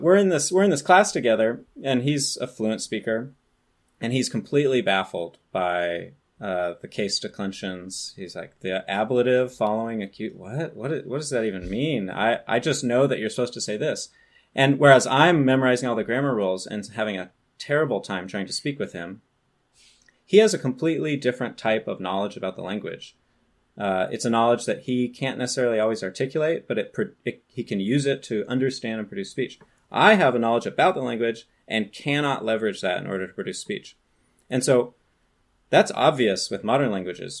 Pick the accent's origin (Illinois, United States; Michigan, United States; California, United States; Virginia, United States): California, United States; I grew up in California